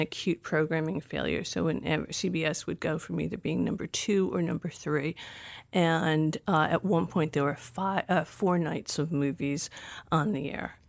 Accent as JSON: {"language": "English", "town": "Providence", "region": "Rhode Island", "country": "United States", "tie": "born or raised there", "also_born_or_lived": "Aurora, Colorado / New York / Los Angeles", "moved": "as an adult", "said": "I grew up in Providence, Rhode Island"}